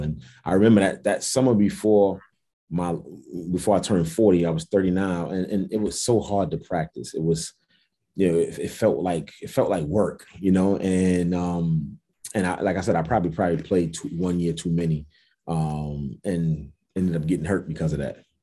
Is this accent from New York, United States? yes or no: yes; New York City, New York, United States; also born or lived in Jamaica, Queens; I'm actually from Brooklyn, New York